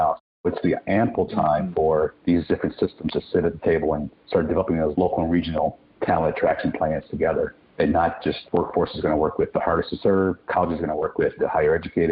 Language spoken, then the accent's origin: English; Milwaukee, Wisconsin, United States; moved away as an adult; also born or lived in Southwest Pennsylvania; I ran the workforce system in my hometown, Milwaukee, Wisconsin.